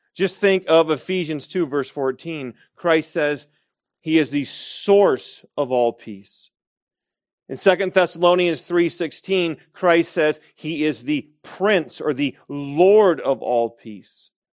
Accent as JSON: {"language": "English", "town": "Grand Rapids", "region": "Michigan", "country": "United States", "moved": "yes", "said": "that I was Dutch, that I was Reformed, and that I was from Grand Rapids, Michigan"}